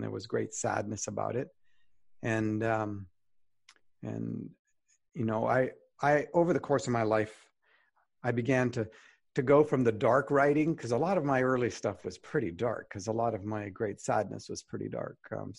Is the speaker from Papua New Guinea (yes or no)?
yes; Highlands, Papua New Guinea; also born or lived in Alberta, Canada; I'm Canadian born, up in Northern Alberta. And then when I was 10 months old, my mom and dad and I moved across the world. My parents were pioneer missionaries in the highlands of New Guinea in a tribal Stone Age culture.